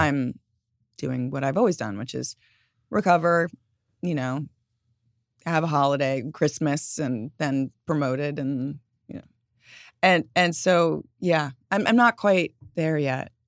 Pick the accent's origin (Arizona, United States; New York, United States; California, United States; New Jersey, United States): New York, United States; growing up in New York